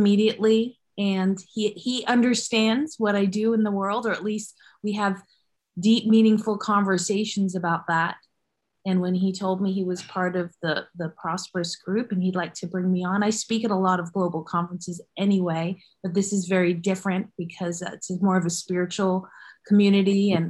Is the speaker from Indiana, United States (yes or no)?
no; New York City, New York, United States; born there; also born or lived in Istanbul, Turkey; I was born in New York City, New York City Hospital in Manhattan.